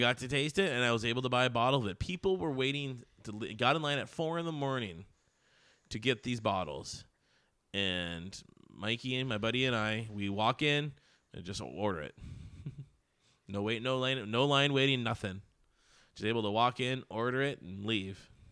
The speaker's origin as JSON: {"language": "English", "country": "United States", "accent": "American", "said": "my American accent"}